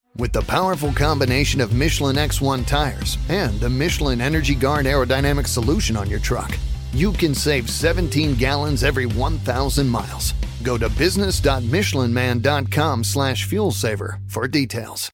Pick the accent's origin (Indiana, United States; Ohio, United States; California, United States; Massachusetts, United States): Indiana, United States; La Porte; I'm from Laporte